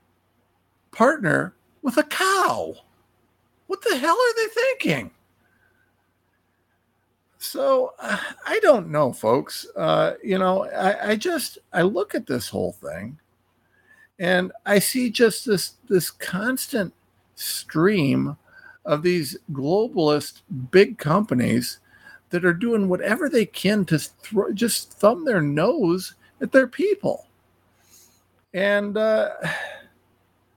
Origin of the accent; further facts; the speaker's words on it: Ohio, United States; I'm a nobody from Ohio